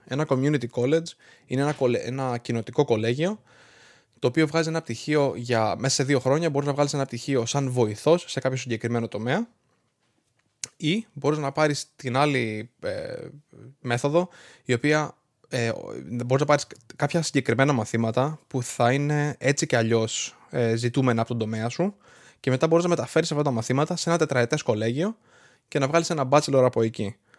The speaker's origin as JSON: {"language": "Greek", "country": "Greece", "tie": "born or raised there", "moved": "as an adult", "lives_now": "Rhode Island, United States", "said": "εγώ έφυγα από την Ελλάδα το Δεκέμβρη του 2011. Ήμουνα 18 χρονών και είχα μόλι τελειώσει το Λύκειο"}